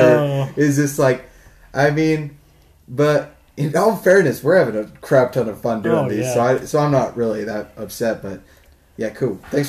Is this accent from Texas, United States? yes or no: no; Utah, United States; Like, we're from Utah, right?